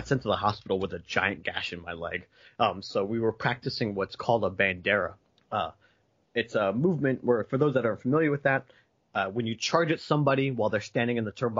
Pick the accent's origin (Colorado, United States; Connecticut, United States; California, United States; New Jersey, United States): New Jersey, United States; near Philadelphia; I didn't grow up in Philadelphia proper. I grew up across the bridge.